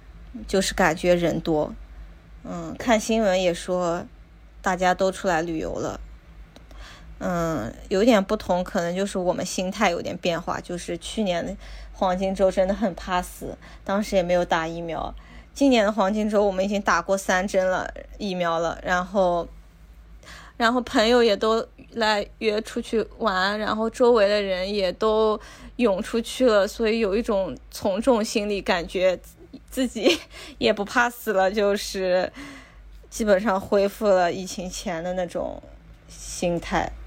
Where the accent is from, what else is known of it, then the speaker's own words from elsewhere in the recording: China; now in Japan; 还有很多我们中国人会喜欢的东西，比如辣的油浸笋、四川榨菜，还有一些白木耳、莲子、枸杞这些